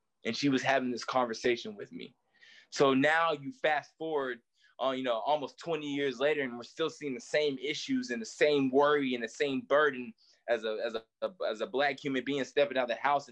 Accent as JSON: {"language": "English", "region": "East Tennessee", "country": "United States", "tie": "born or raised there", "said": "I grew up in East Tennessee"}